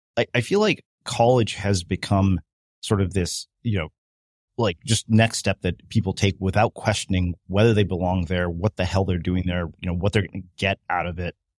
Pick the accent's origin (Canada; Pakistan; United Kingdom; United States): Canada; Edmonton, Alberta; moved away; I grew up in Edmonton for four years.